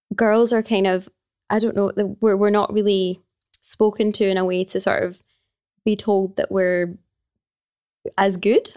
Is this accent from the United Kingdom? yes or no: yes; Glasgow, Scotland, United Kingdom; I am from Glasgow, born and raised in Glasgow.